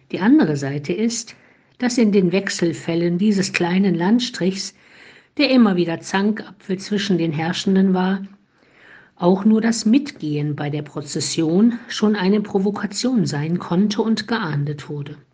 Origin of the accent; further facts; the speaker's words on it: Heiligenstadt, Thuringia, Germany; now in Olpe, Germany; die ich in Heiligenstadt im thüringischen Eichsfeld geboren und in der Nähe aufgewachsen bin